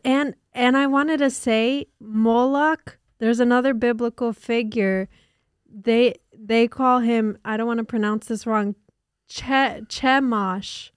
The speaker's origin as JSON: {"language": "English", "town": "Newark", "region": "New Jersey", "country": "United States", "tie": "born or raised there", "said": "I grew up, I was born literally in Newark and lived in Newark"}